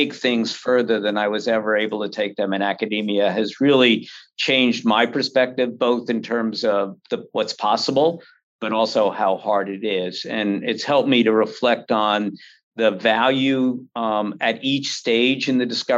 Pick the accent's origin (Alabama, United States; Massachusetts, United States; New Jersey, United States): New Jersey, United States; also born or lived in Oklahoma / New York; I was raised largely in New Jersey and New York, mostly in New Jersey